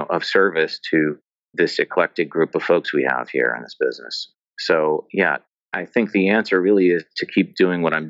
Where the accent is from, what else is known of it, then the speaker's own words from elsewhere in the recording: United States; as an American kid